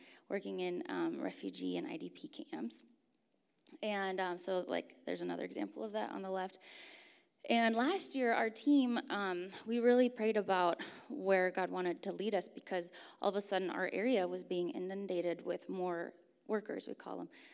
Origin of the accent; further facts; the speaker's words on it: Turkey; I grew up in Turkey, actually, so I grew up with actually quite a few earthquakes